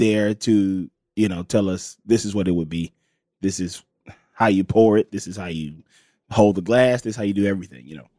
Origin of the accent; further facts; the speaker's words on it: Los Angeles, California, United States; also born or lived in Pascagoula, Mississippi; I am from originally from Pascagoula, Mississippi, and I moved to Los Angeles when I was about eight years old, and I've been here ever since then. Grew up